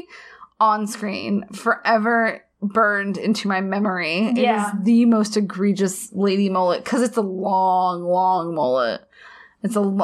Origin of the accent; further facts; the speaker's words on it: the South, United States; I moved here when I was 6